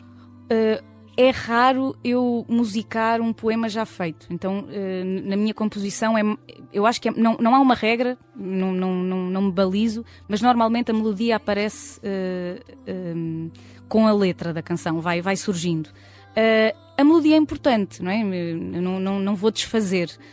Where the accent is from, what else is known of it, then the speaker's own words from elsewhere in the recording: Portugal; also born or lived in Brazil; os lugares de onde venho, tanto o país, o meu, o meu país, Portugal, mas também o, o, país onde, onde morei, que foi o Brasil